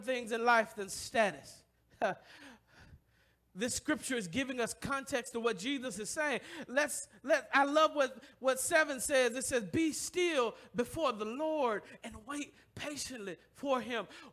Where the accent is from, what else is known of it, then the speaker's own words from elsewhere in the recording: the South, United States; now in Detroit, United States; I come from the South